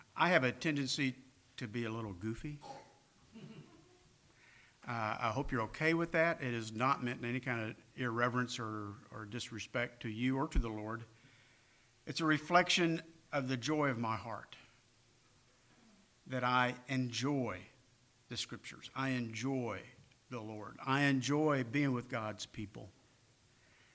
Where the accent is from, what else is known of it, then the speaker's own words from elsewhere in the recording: California, United States; moved away; I'm from California